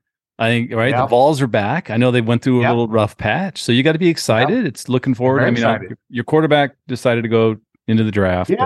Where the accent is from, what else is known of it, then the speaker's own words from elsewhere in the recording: San Diego, California, United States; also born or lived in Phoenix, Arizona; now in Florida, United States; growing up in San Diego and then moving to Phoenix